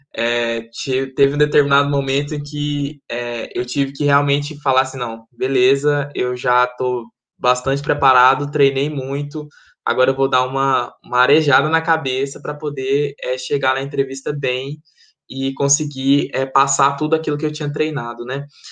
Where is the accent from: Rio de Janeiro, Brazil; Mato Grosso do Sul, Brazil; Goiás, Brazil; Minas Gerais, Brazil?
Goiás, Brazil; Goiânia; moved away as an adult; also born or lived in Maranhão; now in York, United Kingdom; sou originalmente do Maranhão, e estou. É, estou morei em Goiânia basicamente minha vida minha vida inteira fui com cinco anos para lá